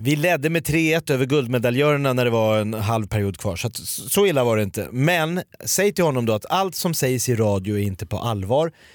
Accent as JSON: {"language": "Swedish", "country": "Sweden", "said": "jag är från Hökåsberg"}